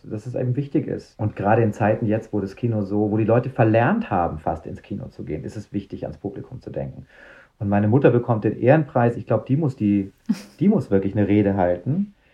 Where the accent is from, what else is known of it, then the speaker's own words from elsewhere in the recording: Munich, Bavaria, Germany; für mich als Münchner